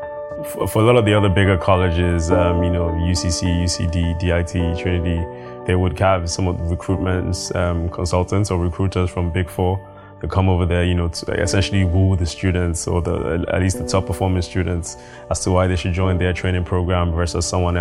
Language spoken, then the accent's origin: English; Nigeria; I grew up in Nigeria